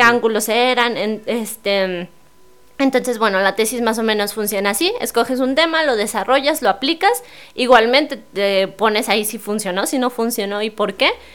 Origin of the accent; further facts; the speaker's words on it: San Luis Potosí, Mexico; yo que soy capitalina